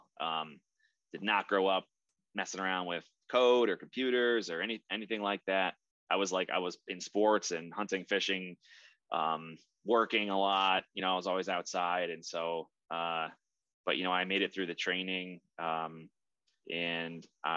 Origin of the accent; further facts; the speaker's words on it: Oneonta, New York, United States; Moved into Oneonta, New York is really where I grew up